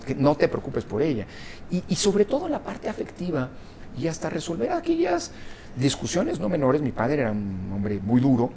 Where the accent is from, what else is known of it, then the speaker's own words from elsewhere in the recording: Mexico; also born or lived in Italy; Mi madre era italiana, eh, eh, mi padre mexicano, yo nací en México